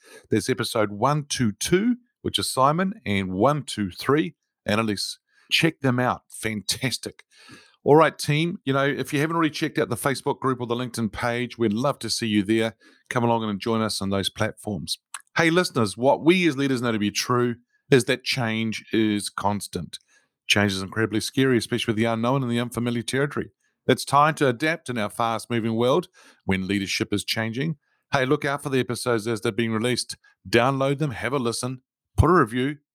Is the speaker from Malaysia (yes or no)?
no; New Zealand; I'm a Kiwi